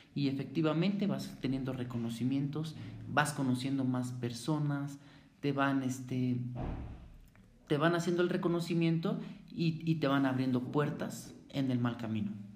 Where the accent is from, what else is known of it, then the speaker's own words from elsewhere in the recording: Mexico City, Mexico; Yo soy de la Ciudad de México, soy de una colonia. La colonia se llama Santa María la Ribera